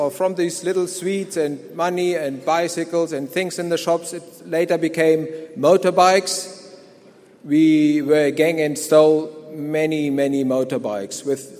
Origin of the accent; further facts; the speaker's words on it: Germany; moved away as an adult; now in South Africa; I live here at the mission. I'm from Germany. I grew up and lived in Germany till the Lord called me to this place. Now, I grew up in a Christian home.